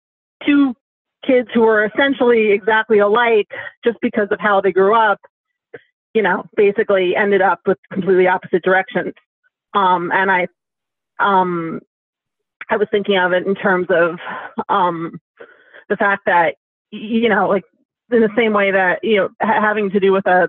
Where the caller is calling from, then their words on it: New York City, New York, United States; I'm calling from Upper Manhattan, New York City.